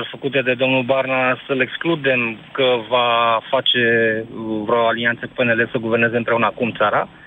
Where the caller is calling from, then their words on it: Pitești, Argeș, Romania; Bună ziua, Emil, sunt din Pitești.